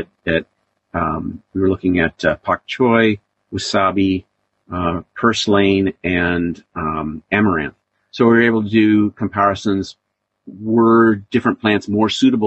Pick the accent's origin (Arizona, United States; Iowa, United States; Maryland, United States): Iowa, United States; I grew up in Iowa